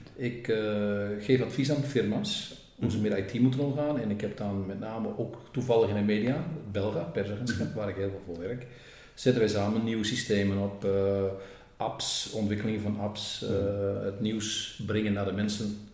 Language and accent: Dutch; Groningen, Netherlands; accent: Gronings; moved away as an adult; also born or lived in Flanders, Belgium; now in Belgium; ik spreek zelf ook nog dialect Gronings